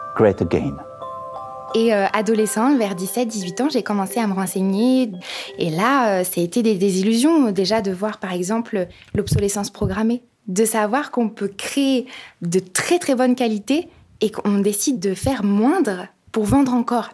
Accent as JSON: {"language": "French", "town": "Épinal", "region": "Grand Est", "country": "France", "tie": "born or raised there", "lives_now": "Saint-Dié-des-Vosges, France", "said": "je suis née à Épinal et je suis donc vosgienne. J'habite à Saint-Dié euh, depuis euh, un peu plus de deux ans"}